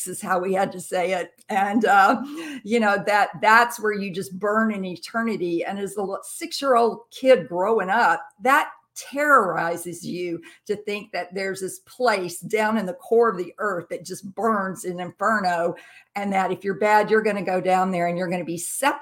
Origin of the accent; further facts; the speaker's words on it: Jackson, Mississippi, United States; also born or lived in Camp Lejeune, North Carolina; now in New Bern, United States; I grew up in Jackson, Mississippi